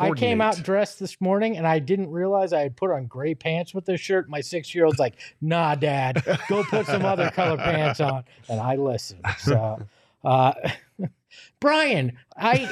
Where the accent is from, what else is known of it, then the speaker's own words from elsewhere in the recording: Arizona, United States; my hometown team